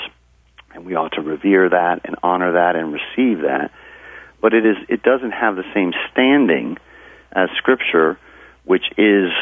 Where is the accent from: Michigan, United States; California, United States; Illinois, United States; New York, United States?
New York, United States; Hudson Valley; I'm from the Hudson Valley area